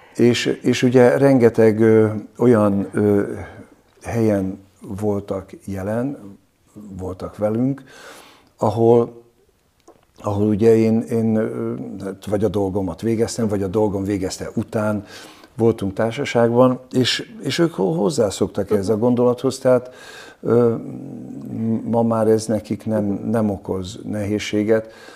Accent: Budapest, Hungary; Én Csepelen nőttem föl

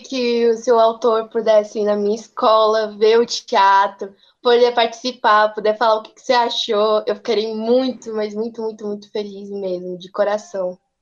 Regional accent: Hidrolândia, Goiás, Brazil; eu sou de Hidrolândia mesmo

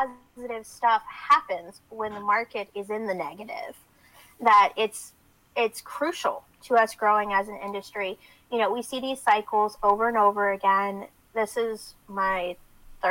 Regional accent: the South, United States; now you can tell I'm from the South

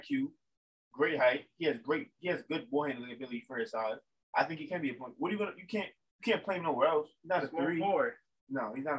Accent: New York, United States; I'm from New York, so I love the Knicks.

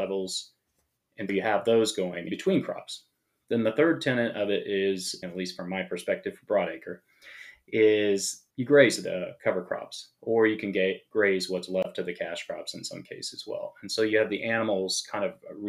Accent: Kansas, United States; moved away as an adult; also born or lived in Los Angeles; I grew up in Kansas and grew up, farming

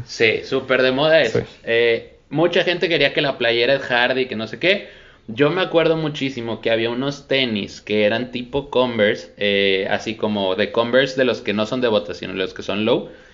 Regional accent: Monterrey, Nuevo León, Mexico; la gente que somos de Monterrey

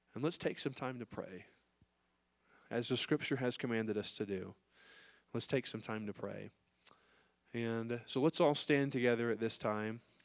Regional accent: United States

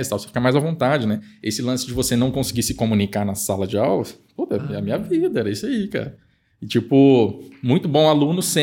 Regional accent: Campo Grande, Mato Grosso do Sul, Brazil; Eu sou de Campo Grande.

